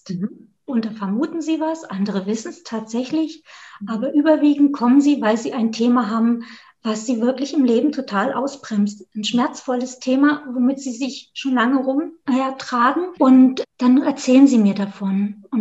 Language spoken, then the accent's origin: German; Thuringia, Germany; ursprünglich komme ich aus Südthüringen, mhm. so ganz nah an der bayerischen Grenze. Und das ist das Dolmerland zwischen Thüringerwald und der Rhön. Das ist meine eine Heimat